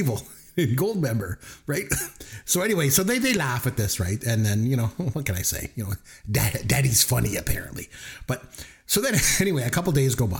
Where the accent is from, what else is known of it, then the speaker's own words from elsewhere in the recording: Canada; they both take French in school, you know, because we're Canadian